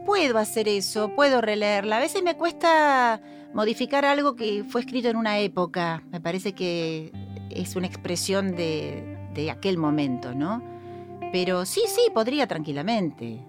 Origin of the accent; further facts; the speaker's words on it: Buenos Aires, Argentina; also born or lived in Devoto; soy oriunda de Caballito, es mi barrio